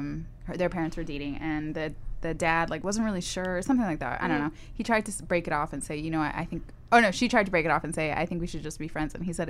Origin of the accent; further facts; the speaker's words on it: Long Island, New York, United States; I'm from Long Island.